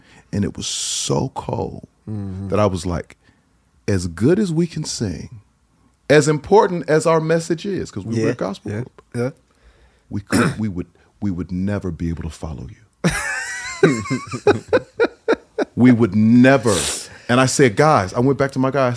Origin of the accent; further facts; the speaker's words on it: Maryland, United States; we're from Maryland